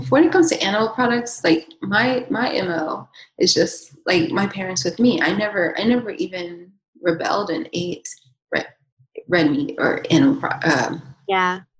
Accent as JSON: {"language": "English", "region": "Southern United States", "country": "United States", "tie": "born or raised there", "said": "up in the South, it was like I was like I was like the weird one for not eating those foods"}